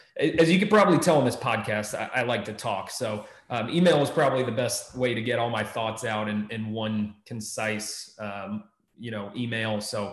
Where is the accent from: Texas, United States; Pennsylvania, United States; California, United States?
Texas, United States; also born or lived in Maryland; now in Ohio, United States; And I came from Texas, before that Maryland. I'm still in my first year in Ohio.